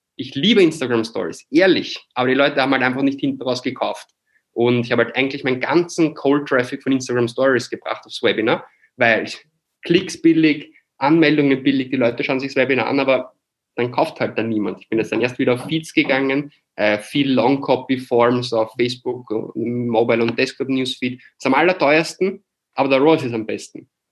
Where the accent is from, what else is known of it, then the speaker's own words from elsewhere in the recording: Austria; moved away as an adult; now in Barcelona, Spain; Ich bin halt ein Österreicher, der im deutschsprachigen Bereich aufgewachsen ist